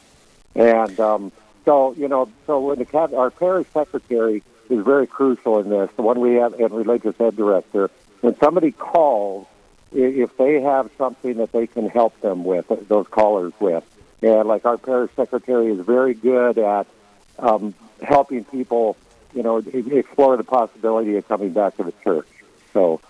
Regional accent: Leeds, South Dakota, United States; moved away as an adult; I grew up in Leeds and graduated high school there a long, long time ago

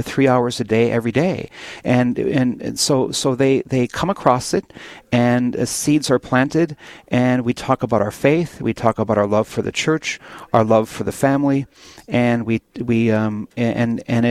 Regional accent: Williston, North Dakota, United States; I'm born and raised in the Williston, North Dakota area.

